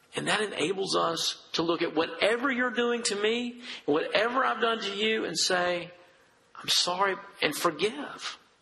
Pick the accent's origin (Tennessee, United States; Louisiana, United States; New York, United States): Tennessee, United States; Dresden; I'm a redneck from Dresden, Tennessee